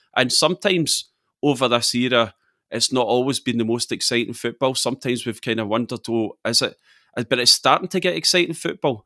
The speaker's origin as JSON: {"language": "English", "region": "Scotland", "country": "United Kingdom", "said": "we're Scottish"}